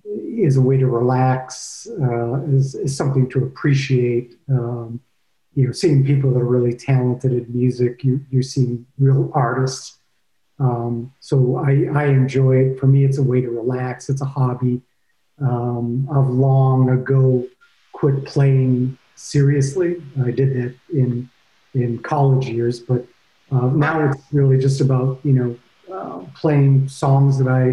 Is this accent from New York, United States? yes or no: no; Ohio, United States; also born or lived in Boston, Massachusetts / Michigan; I was born in Boston, Massachusetts. I went to high school in Ohio, and then I moved to Michigan.